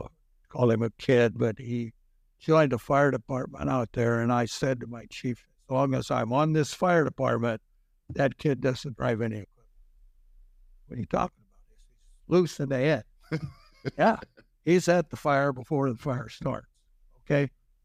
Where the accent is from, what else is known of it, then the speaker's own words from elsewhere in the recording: Waterloo, Nebraska, United States; I was up Waterloo, Nebraska.